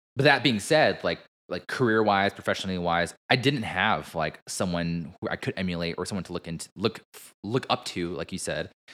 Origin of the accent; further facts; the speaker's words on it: United States; Asian American ourselves